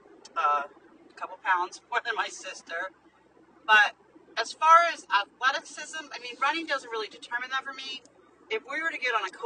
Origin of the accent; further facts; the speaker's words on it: North Carolina, United States; We are from North Carolina.